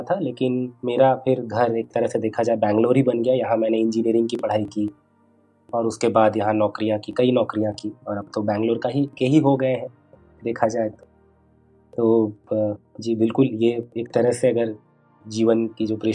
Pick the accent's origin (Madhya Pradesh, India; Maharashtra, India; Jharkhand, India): Jharkhand, India; Bokaro; also born or lived in Ranchi; दरअसल मेरा बचपन बोकारो में बीता मेरे पिता रेलवे में थे और रेलवे कॉलोनी का जो माहौल होता है उसी माहौल में मेरा बचपन बीता